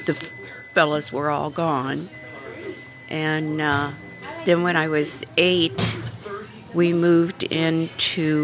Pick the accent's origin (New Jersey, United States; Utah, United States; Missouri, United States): Missouri, United States; Creve Coeur; also born or lived in St. Louis, Missouri; When I was born, we lived in St. Louis, right off of Vest Avenue, which is near Northside now. When I was five, we moved out to Creve Coeur on like a truck farm